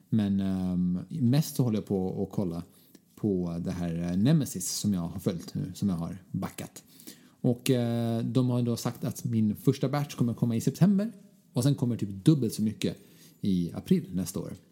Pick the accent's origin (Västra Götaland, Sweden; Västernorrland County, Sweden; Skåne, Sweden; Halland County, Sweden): Skåne, Sweden; accent: Scanian; Förlåt för min skånska.